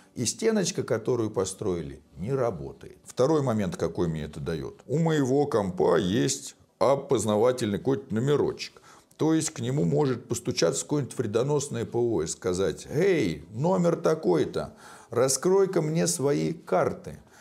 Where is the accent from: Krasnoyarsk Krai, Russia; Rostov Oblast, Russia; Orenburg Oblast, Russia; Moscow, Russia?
Moscow, Russia; я из России, из Москвы